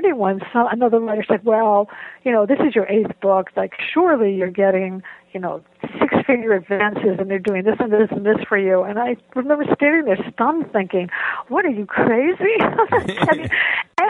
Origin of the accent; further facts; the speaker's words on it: Boston, Massachusetts, United States; moved away as an adult; also born or lived in Waltham, Massachusetts / Madison, Wisconsin / Ann Arbor, Michigan; I grew up in Boston